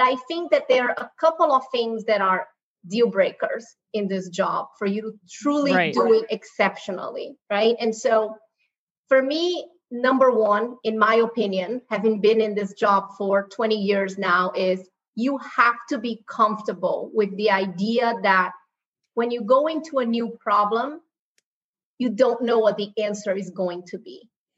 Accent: Brazil; moved away as an adult; now in United States; I grew up in Brazil. I was born and raised in Brazil. First generation born in Brazil. My mom is from Spain. My dad is from China. You know, I've been in the U.S. for 20 years.

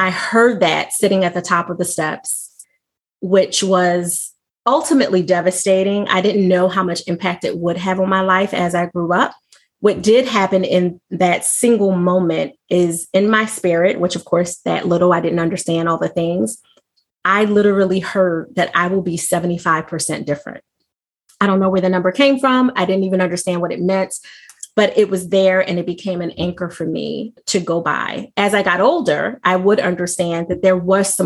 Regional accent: Philadelphia, Pennsylvania, United States; from birth through 12, I lived in Mount Airy. I think you're familiar with that area, right outside of Chestnut Hill, West Oak Lane. And then I moved to South Philly

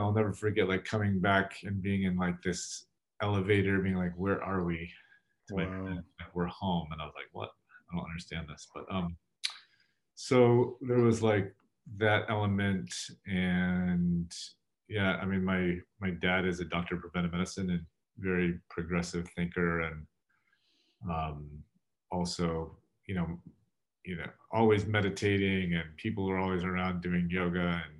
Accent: San Diego, California, United States; That's correct. Yes.

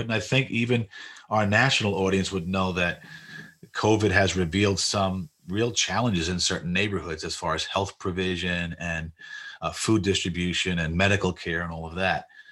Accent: New York City, New York, United States; moved away; I was born in Jackson Heights, but we, we, we were living in Maspeth

